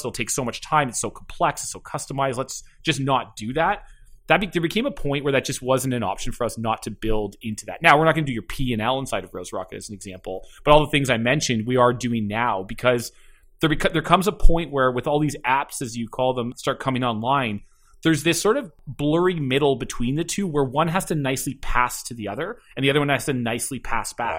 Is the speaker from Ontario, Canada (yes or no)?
yes; Keswick, Ontario, Canada; also born or lived in Toronto; grew up just north of Toronto in a little town called, uh, called Keswick